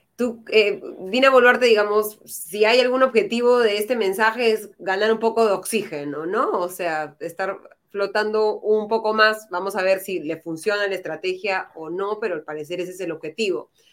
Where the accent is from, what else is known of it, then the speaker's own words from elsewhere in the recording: Peru; somos todos los peruanos